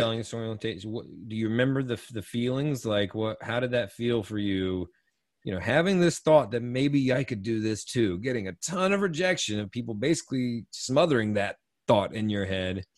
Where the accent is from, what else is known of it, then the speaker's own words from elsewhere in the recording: Eastern North Carolina, United States; I'm born and raised in North Carolina and Eastern North Carolina